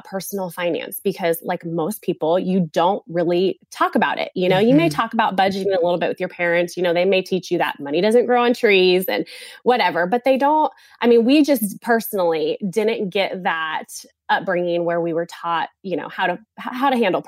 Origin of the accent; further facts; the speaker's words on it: California, United States; moved away as an adult; now in South Carolina, United States; we are from California. We don't live in California now. We live in South Carolina now.